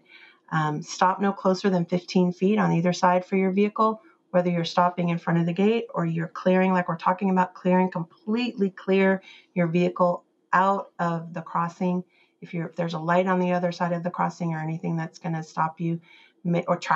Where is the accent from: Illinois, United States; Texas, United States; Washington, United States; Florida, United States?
Texas, United States; I'm from Texas